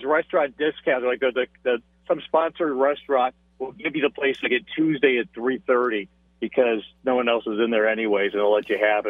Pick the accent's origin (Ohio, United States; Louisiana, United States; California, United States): Ohio, United States; Cleveland; moved away as an adult; someone who spent their first 20-something years growing up in Cleveland and Ohio.